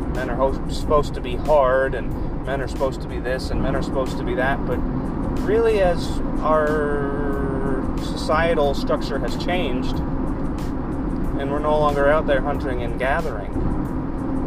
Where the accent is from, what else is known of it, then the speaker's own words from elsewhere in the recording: Kentucky, United States; being a guy growing up in Kentucky, that is a polar opposite place to live